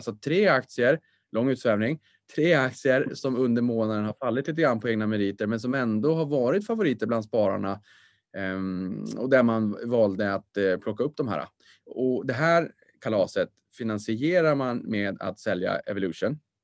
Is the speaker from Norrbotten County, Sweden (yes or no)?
yes; Boden, Norrbotten County, Sweden; accent: Norrland; moved away; also born or lived in Stockholm; Jag är född på BB Boden.